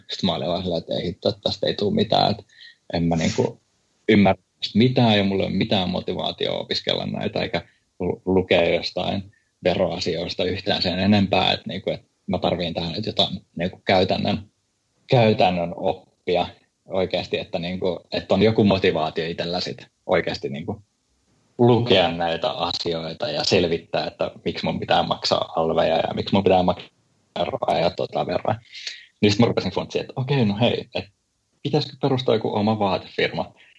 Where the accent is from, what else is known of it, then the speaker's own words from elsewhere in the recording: Helsinki, Uusimaa, Finland; moved away as an adult; also born or lived in Oulu; mä oon niin Helsingistä